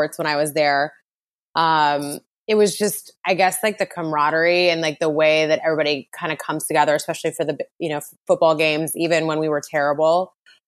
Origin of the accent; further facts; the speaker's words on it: Montana, United States; moved away as an adult; also born or lived in Washington / San Diego / San Francisco; I grew up in Montana